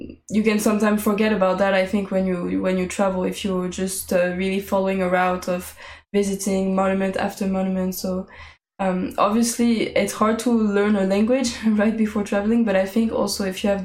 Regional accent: Paris, Île-de-France, France; I was born in Paris

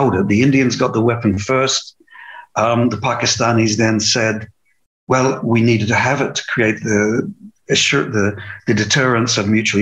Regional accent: New Zealand; I was born in New Zealand

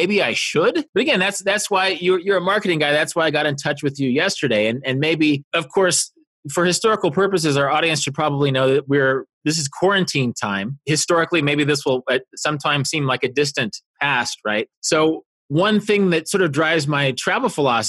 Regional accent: Kansas, United States; moved away as an adult; also born or lived in Korea; I was a kid from Kansas living in Korea

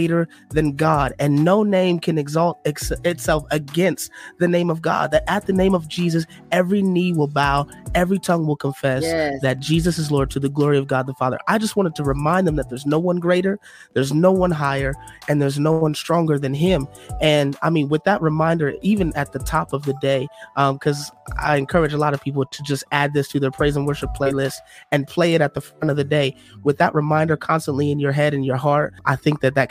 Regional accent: Detroit, Michigan, United States; now in Illinois, United States; I'm from Detroit originally

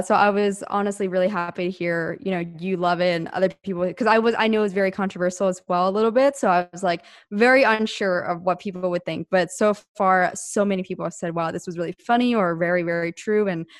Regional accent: East Coast, United States; Well, I'm from the East Coast and I used to be in very, very cold winters just because we had four seasons over there.

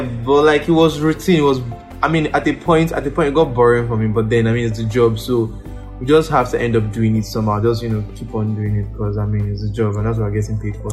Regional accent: Ikorodu, Lagos, Nigeria; also born or lived in Osun State; I grew up in Ikorodu. Now I started my life in Ikorodu.

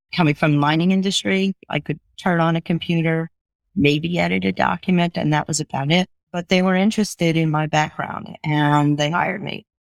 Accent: Long Beach, New York, United States; I grew up on a, a, barrier beach off the, the coast of Long Island called Long Beach

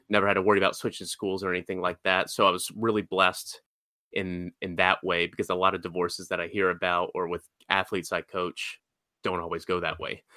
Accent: Georgia, United States; I grew up in Georgia, uh, for the most part of my life.

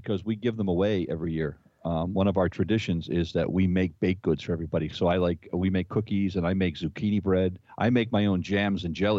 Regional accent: New England, United States; New England. I'm nowhere near Ohio.

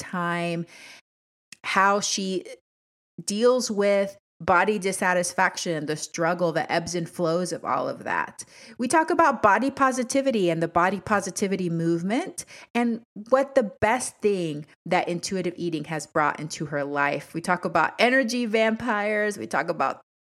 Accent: Panama; now in Washington State, United States; I'm from Panama originally.

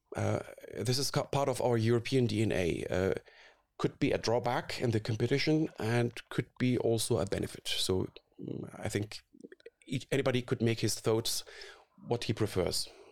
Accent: Syria; moved away as an adult; also born or lived in Karlsruhe, Germany; now in Munich, Germany; I grew up in Syria

